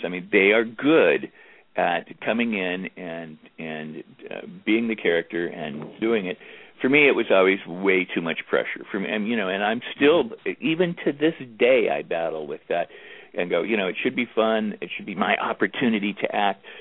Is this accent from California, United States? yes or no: yes; Los Angeles, California, United States; moved away; back in Los Angeles, my hometown